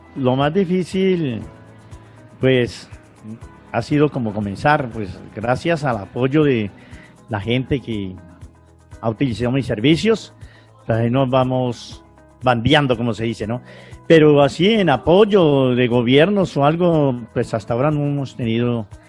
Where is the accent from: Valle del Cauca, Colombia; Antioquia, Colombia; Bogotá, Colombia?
Valle del Cauca, Colombia; Florida; also born or lived in El Espinal, Tolima; A la edad de cinco años llegué aquí al valle y pues me crié arriba en las lagunas, en el páramo